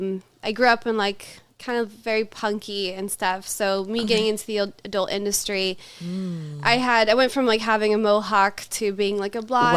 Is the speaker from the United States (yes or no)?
yes; Los Angeles, California, United States; also born or lived in Louisiana / Chicago; now in Colorado, United States; I'm from Louisiana. Okay. I grew up for the most part in Los Angeles.